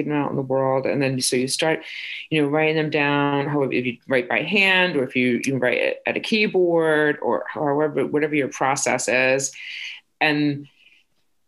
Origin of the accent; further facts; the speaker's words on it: Fall River, Massachusetts, United States; I grew up in Fall River